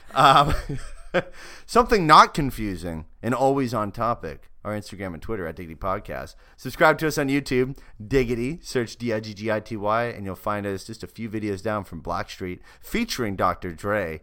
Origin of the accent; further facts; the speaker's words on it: Canada; moved away; the incredible motherland that is Canada.